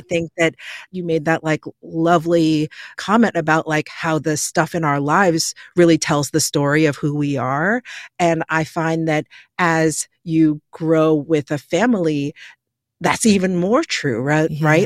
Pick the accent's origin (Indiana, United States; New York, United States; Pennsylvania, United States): New York, United States; born and raised in New York